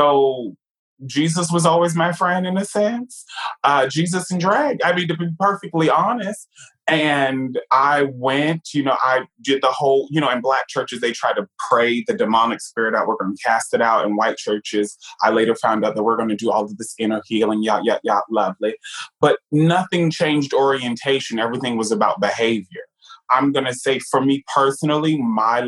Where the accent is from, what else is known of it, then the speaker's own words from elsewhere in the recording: New York, United States; moved away; also born or lived in Virginia; Growing up in New York